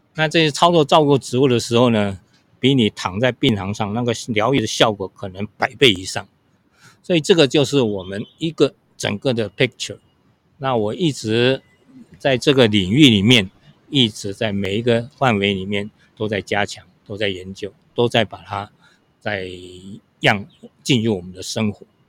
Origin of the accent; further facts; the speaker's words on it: Hsinchu County, Taiwan; moved away as an adult; now in Taipei, Taiwan; 小时候我们都是农村长大嘛，我今年是七十四岁，那我们一，一家在新竹、琼林，那在我们那边有一个很有名的风景区，叫做飞峰山。 是新竹的八景之一啊。所以那边的农村生活是非常淳朴